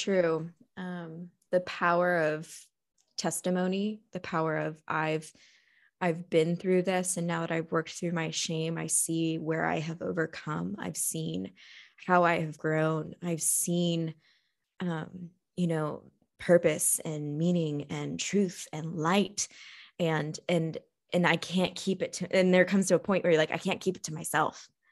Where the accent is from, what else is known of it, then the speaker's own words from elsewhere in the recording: Texas, United States; now in Spain; I've never lived in Arizona, but I grew up in Texas